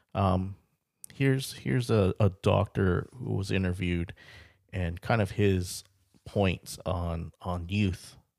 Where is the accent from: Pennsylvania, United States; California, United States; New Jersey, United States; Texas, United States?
California, United States; Carlsbad; I'm from the Carlsbad area, lived, lived in, uh, Carlsbad, California for about twenty-eight years